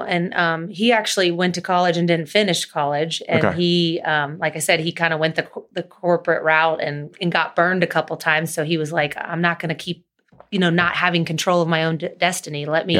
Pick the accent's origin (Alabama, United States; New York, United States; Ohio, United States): Ohio, United States; Cincinnati; And then obviously all our friends and family, we grew up in Cincinnati, so we were pretty connected between college and golfing and high school and family.